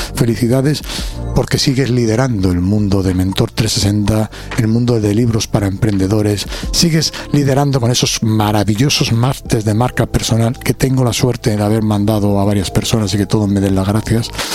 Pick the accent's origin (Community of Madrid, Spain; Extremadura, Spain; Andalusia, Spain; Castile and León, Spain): Community of Madrid, Spain; Alcobendas; vengo de Alcobendas de Madrid